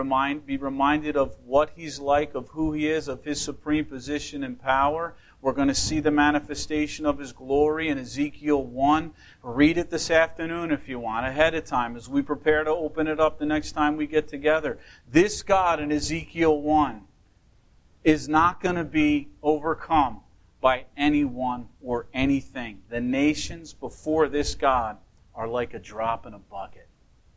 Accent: United States

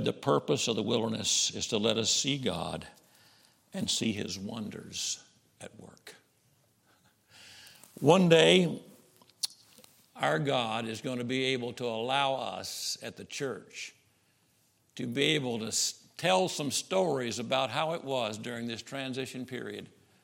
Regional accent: Camden, Arkansas, United States; I'm from Camden, Arkansas, just north of where you are

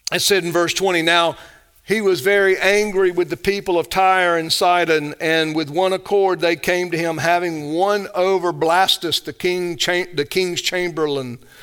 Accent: the South, United States; I love the South. I'm a Southerner

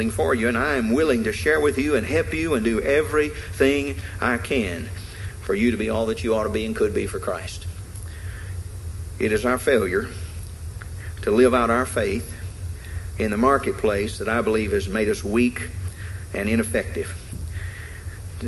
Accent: the South, United States; Being a Southerner

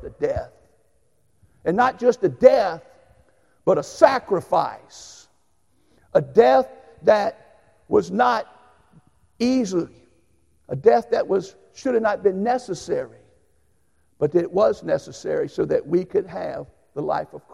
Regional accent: United States; as an American

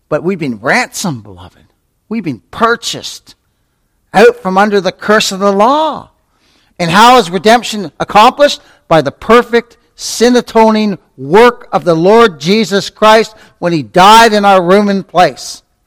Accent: Canada; when I was a little tyke growing up in Canada

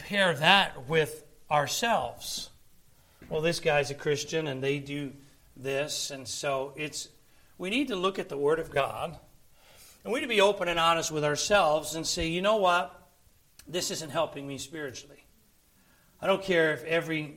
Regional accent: Philadelphia, Pennsylvania, United States; I'm from Pennsylvania, I'm from Philly

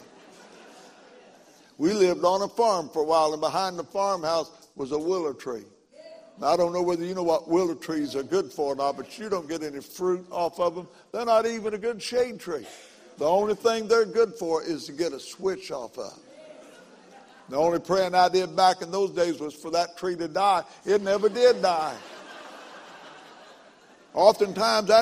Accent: McLeansboro, Illinois, United States; my hometown, McLeansboro, Illinois

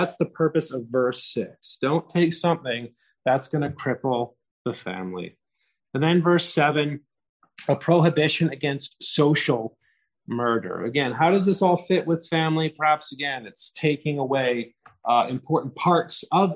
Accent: Canada; as a Canadian

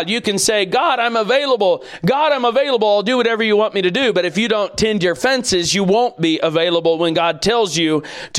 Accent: United States; as American people

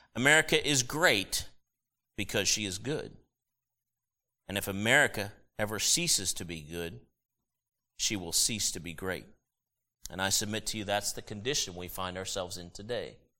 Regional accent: United States; As an American citizen and as a Christian

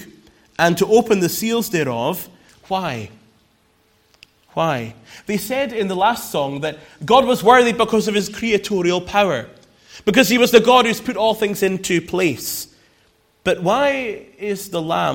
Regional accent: Scotland, United Kingdom; She's Scottish, and I'm Scottish, but we met here

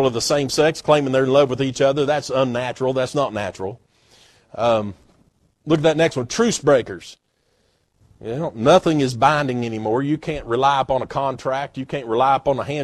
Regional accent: Knoxville, Tennessee, United States; I'm proud to be an East Tennessean. I'm proud to be from Tennessee and Corrington, Knoxville area. I'm proud of that. I had no doing with it. God just blessed me to be able to be born here

